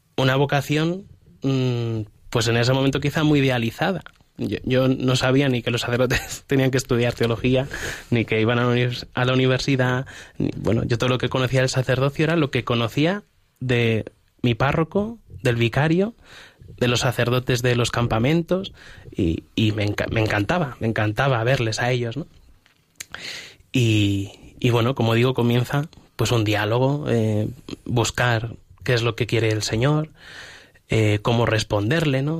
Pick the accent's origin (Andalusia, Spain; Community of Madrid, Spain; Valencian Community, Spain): Community of Madrid, Spain; Humanes de Madrid; yo siempre he sido un chaval de, parroquia, yo soy de, Humanes de Madrid y, en mi parroquia